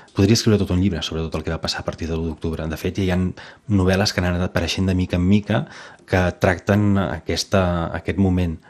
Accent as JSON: {"language": "Catalan", "town": "Vinyó", "region": "Catalonia", "country": "Spain", "tie": "born or raised there", "also_born_or_lived": "Sant Fruitós de Bages", "moved": "as an adult", "lives_now": "Perpignan, France", "said": "sóc fill de, de Vinyó, que és un poblet petit a 25 quilòmetres de, de Manresa i 30 de Vic"}